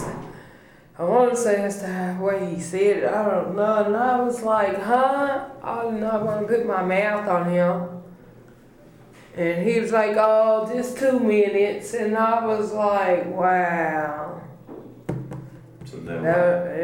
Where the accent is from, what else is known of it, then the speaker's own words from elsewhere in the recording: United States; I grew up on East Hill, right off of 32nd and Kelly